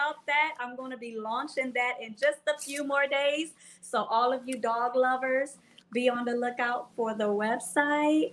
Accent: Philadelphia, Pennsylvania, United States; now in Cincinnati, United States; I'm originally from Philadelphia, though, so I got to rep my city. I'm from Philly.

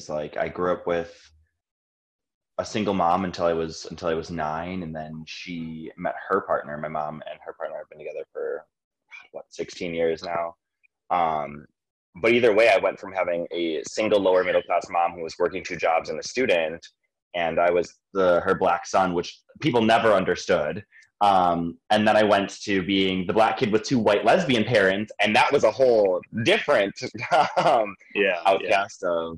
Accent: Greendale, Wisconsin, United States; I grew up in Greendale, Wisconsin. Greendale is just south of the city. It's about 10 minutes outside of downtown Milwaukee to the south.

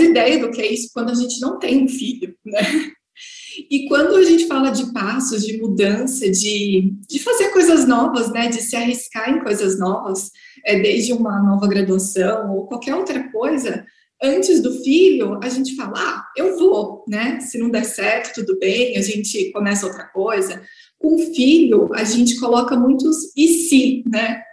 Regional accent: Guarulhos, São Paulo, Brazil; sou de Guarulhos, São Paulo

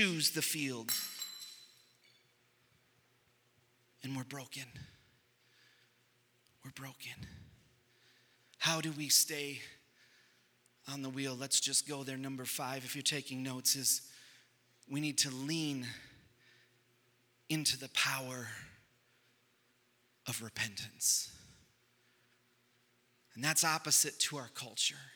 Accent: United States; we were a nation that was founded on Judeo-Christian values

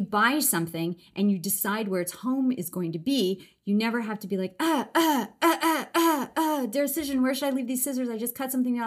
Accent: Los Angeles, California, United States; I grew up in Los Angeles

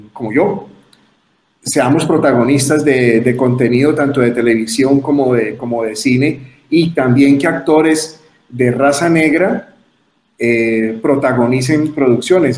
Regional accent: Cali, Valle del Cauca, Colombia; en la ciudad de Cali, que es donde yo nací

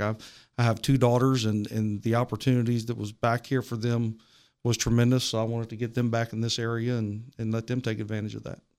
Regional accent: Martinsburg, West Virginia, United States; I was born and raised here in Martinsburg

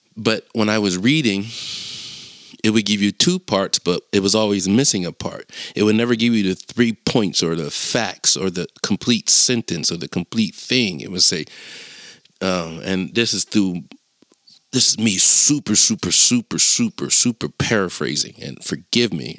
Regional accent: Chester, Pennsylvania, United States; I'm from Chester

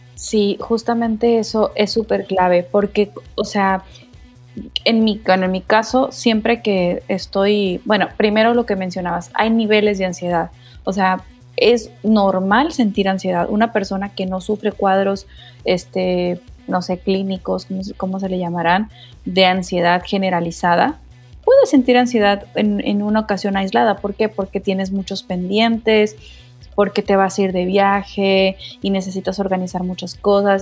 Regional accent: Mexico; como decimos en México

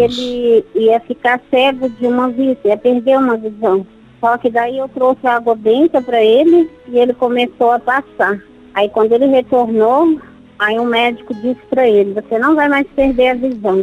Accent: Minas Gerais, Brazil; now in Osasco, Brazil; sou mineira, mas moro

